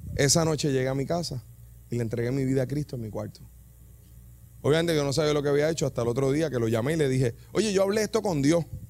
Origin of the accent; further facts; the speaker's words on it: Yabucoa, Puerto Rico; Yo soy de Yabucoa